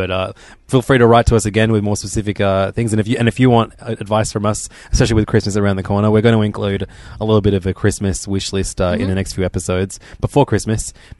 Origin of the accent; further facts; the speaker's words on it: Canada; But as a Canadian hockey fan, just for yourself, maybe not for your sister